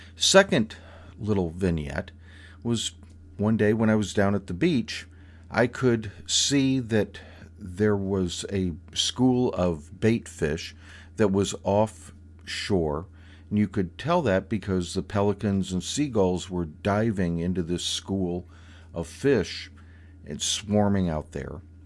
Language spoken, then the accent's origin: English; Florida, United States; Growing up in Florida